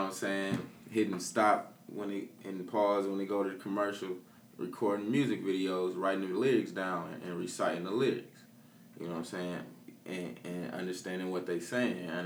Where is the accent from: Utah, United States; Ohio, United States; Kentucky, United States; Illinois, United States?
Illinois, United States; Peoria; Born and raised in Peoria